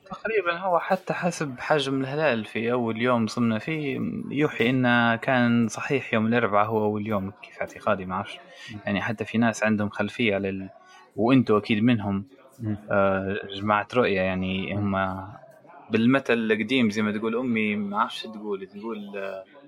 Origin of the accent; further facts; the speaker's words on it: Libya; now in Italy; احنا الليبيين